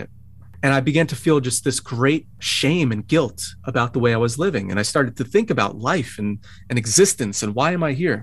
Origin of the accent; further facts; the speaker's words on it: Bayonne, New Jersey, United States; moved away as an adult; also born or lived in Secaucus, New Jersey / West Palm Beach, Florida; now in Brooklyn, United States; I was born in Secaucus, New Jersey, and grew up in Bayonne, New Jersey